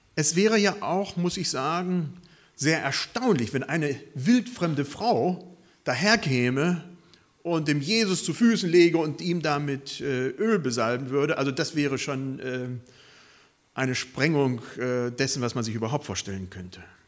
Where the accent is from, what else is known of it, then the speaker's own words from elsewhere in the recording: Germany; unsere Stärke als Deutsche